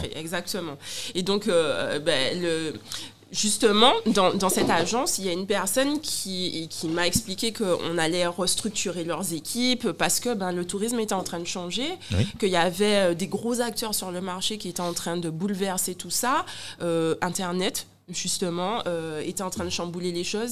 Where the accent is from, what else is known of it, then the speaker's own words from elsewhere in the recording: Guadeloupe; j'ai un accent, je suis guadeloupéenne